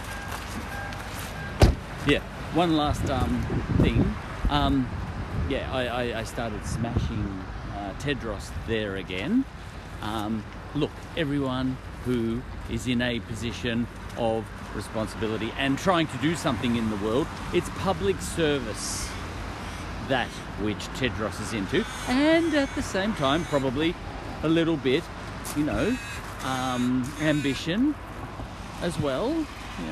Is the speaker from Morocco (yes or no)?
no; Ireland; now in Australia; me just being an Irish smart ass